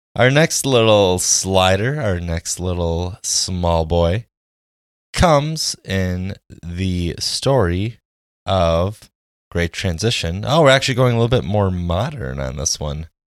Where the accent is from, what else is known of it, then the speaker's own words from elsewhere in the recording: Jackson, Wisconsin, United States; Growing up in Jackson, Wisconsin